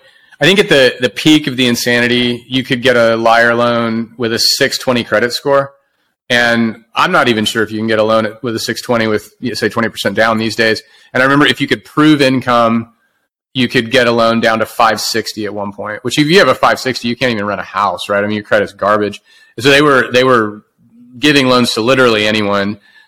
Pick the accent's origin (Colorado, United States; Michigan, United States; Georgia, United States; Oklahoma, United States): Oklahoma, United States; moved away as an adult; now in Austin, United States; this was moving to the big city for me. I'm from Oklahoma, and I moved here right after school, 2002.